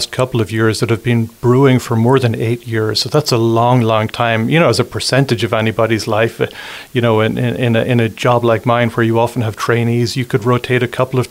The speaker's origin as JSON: {"language": "English", "country": "Ireland", "tie": "born or raised there", "also_born_or_lived": "London / San Francisco / New York City", "moved": "as an adult", "lives_now": "La Crosse, United States", "said": "I'm from Ireland originally. So I spent my first 20 years in Ireland"}